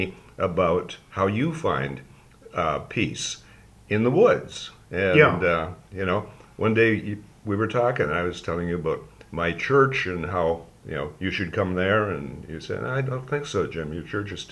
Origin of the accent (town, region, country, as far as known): Sault Ste. Marie, Ontario, Canada; born or raised there